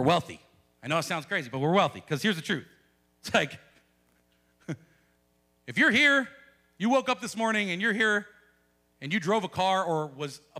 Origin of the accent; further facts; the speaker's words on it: United States; as American Christians